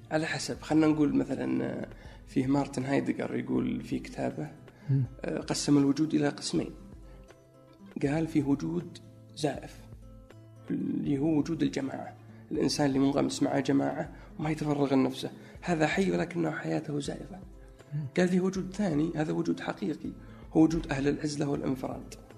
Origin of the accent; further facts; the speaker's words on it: Najran, Najran Province, Saudi Arabia; moved away as an adult; also born or lived in Egypt / New York / Chicago; now in Riyadh, Saudi Arabia; في نجران اكيد لانها موطني و يعني المكان اللي ترعرعت فيه منذ الطفوله.